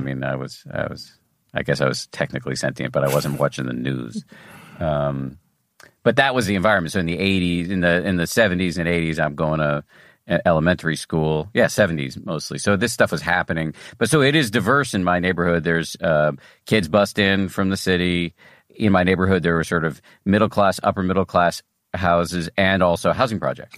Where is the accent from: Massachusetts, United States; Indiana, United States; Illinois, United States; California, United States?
Massachusetts, United States; Newton; I grew up in Newton, Massachusetts